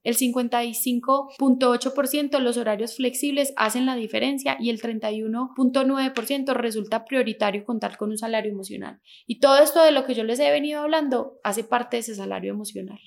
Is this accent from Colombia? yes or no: yes; Manizales, Caldas, Colombia; moved away as an adult; also born or lived in France / Bogotá; now in Manizales, Colombia; nací aquí en Manizales, digamos que hace mucho tiempo me fui de Manizales, hace 15 años me había ido de Manizales